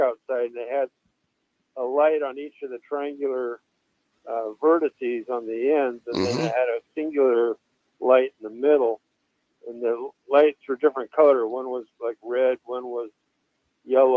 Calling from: Lacey, Washington, United States; I'm calling, first-time caller from Lacey, Washington

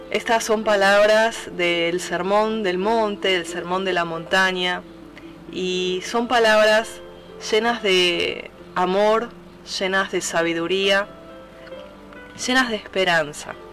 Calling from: Buenos Aires, Argentina; Desde Buenos Aires, Argentina, te hablo

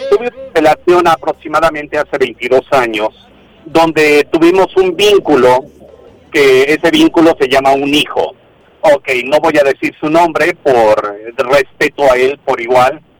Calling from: Guadalajara, Jalisco, Mexico; te hablo de aquí de Guadalajara, Jalisco.

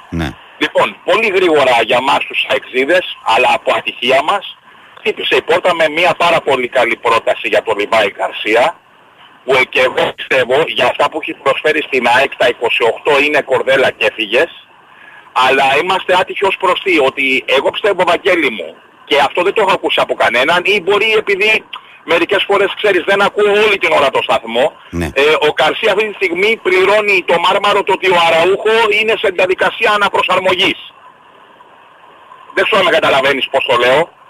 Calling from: Nea Perama, Greece; είμαι από Νέα Πέραμα, έτσι.

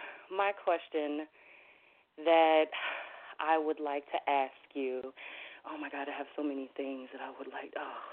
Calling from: Minnesota, United States; I'm calling from Minnesota.

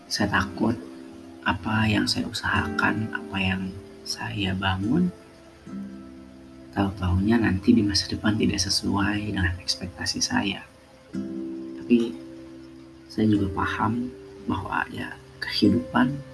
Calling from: Yogyakarta, Special Region of Yogyakarta, Indonesia; Salam hangat dari saya dari Yogyakarta.

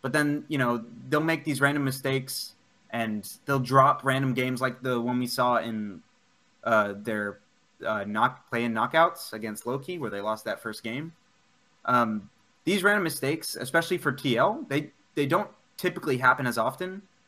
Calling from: Houston, Texas, United States

